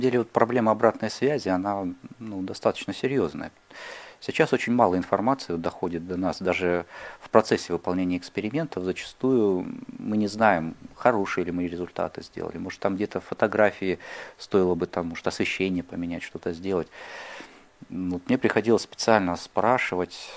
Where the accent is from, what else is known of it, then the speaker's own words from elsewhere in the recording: Khabarovsk, Khabarovsk Krai, Russia; moved away; я родился и вырос на Дальнем Востоке, в городе Хабаровске